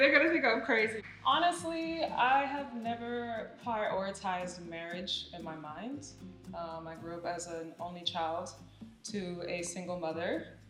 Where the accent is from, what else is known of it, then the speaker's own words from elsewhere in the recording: Miami, Florida, United States; I have been here since I was 4 years old. Okay. So I grew up in this crazy city.